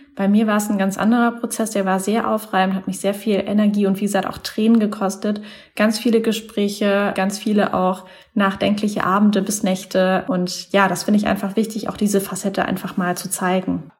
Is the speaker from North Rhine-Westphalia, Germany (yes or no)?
no; Mannheim, Baden-Württemberg, Germany; moved away as an adult; also born or lived in Taiwan; now in Hamburg, Germany; ich komme ursprünglich aus Mannheim da in der Ecke